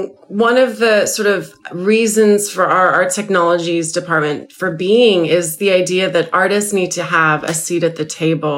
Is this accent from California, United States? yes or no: yes; Los Angeles, California, United States; moved away as an adult; now in London, United Kingdom; I never imagined leaving Los Angeles, and so much of my career really reflects the ethos of LA, this kind of incredibly spread out metropolis, which is really characterized by many creative worlds.